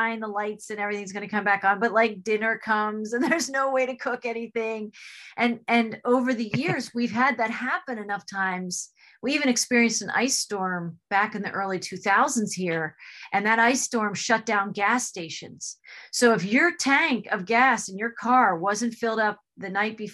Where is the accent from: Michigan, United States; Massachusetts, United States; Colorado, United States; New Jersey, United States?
New Jersey, United States; moved away; I'm also from New Jersey